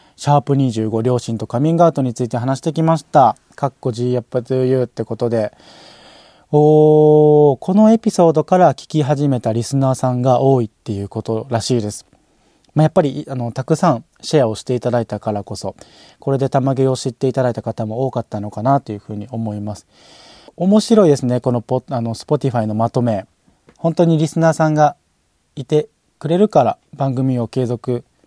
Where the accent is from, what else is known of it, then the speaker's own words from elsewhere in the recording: Osaka, Japan; 僕も大阪生まれ大阪育ちなんですけども